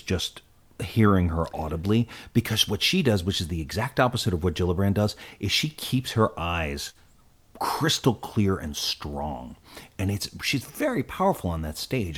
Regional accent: United States; one of the most disheartening moments I can remember as an American

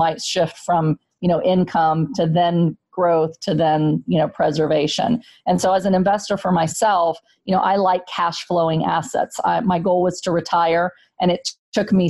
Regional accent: San Antonio, Texas, United States; moved away as an adult; now in Pennsylvania, United States; I grew up in Section 8 housing in San Antonio, Texas.

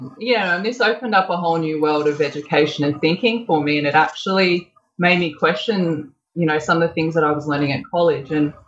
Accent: Sydney, New South Wales, Australia; I grew up here in Sydney

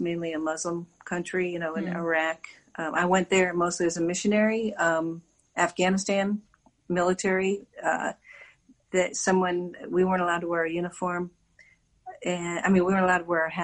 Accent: Virginia, United States; now in Washington, D.C., United States; I'm a born Virginian. I was raised in Virginia, so that's my home of record

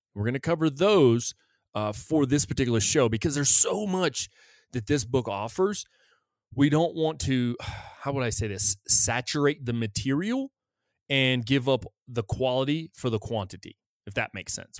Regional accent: United States; I felt safe as an American. As an American citizen

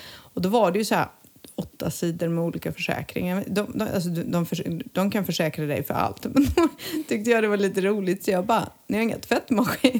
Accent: Montenegro; moved away; när jag var liten i Montenegro

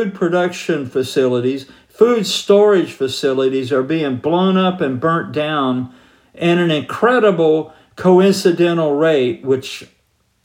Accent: Georgia, United States; moved away; I'm from Georgia originally.

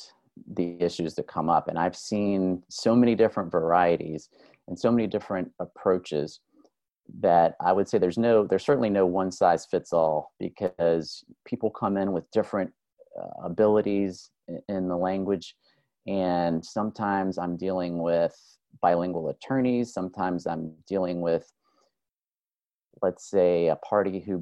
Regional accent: Miami, Florida, United States; I am originally from South Florida. I'm from Miami.

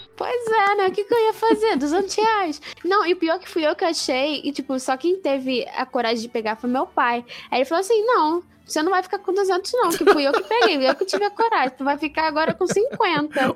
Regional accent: Rio de Janeiro, Brazil; eu, como sou do Rio de Janeiro

